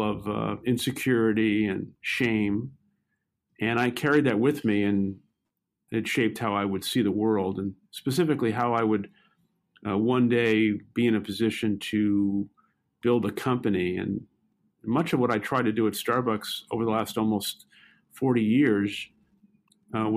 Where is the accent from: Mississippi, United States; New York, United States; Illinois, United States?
New York, United States; New York City; I grew up in Brooklyn, New York, and lived most of my young adolescent and teenage life in public housing.